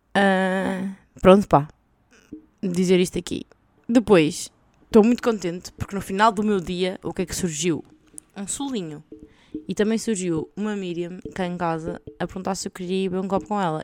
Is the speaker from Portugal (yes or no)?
yes; Portugal; now in Belgium; como boa portuguesa